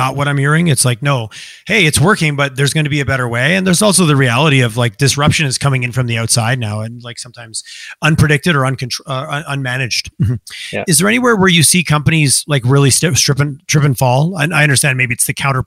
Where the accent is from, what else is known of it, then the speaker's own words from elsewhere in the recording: Southern Quebec, Canada; I grew up on a farm in Southern Quebec.